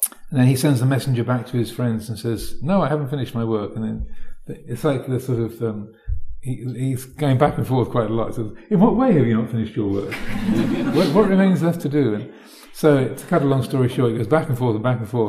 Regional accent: United Kingdom; I'm British

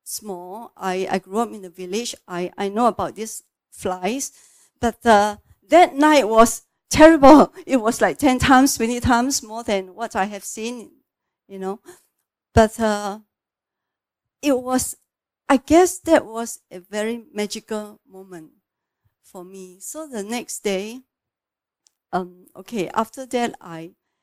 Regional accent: Singapore; I'm from Singapore

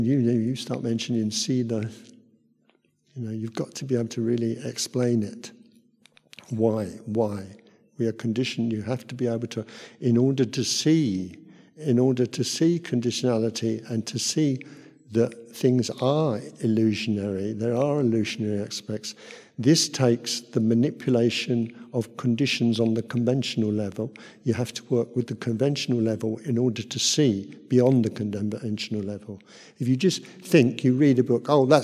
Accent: Luton, East of England, United Kingdom; moved away as an adult; also born or lived in Thailand; I'm from Luton

